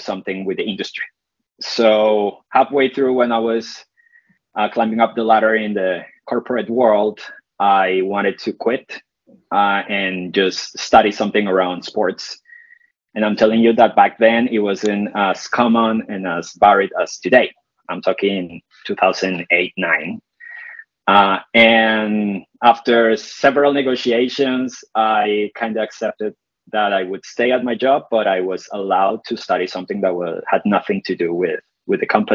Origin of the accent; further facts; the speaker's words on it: Colombia; moved away as an adult; now in United Kingdom; I'm Colombian originally, but I've been living in the UK now for some years, so part British.